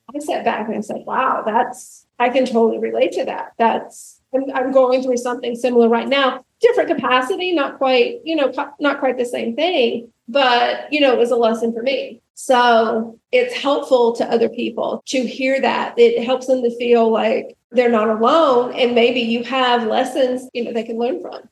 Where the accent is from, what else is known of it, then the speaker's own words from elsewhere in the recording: rural Alabama, United States; I grew up in the South, in rural Alabama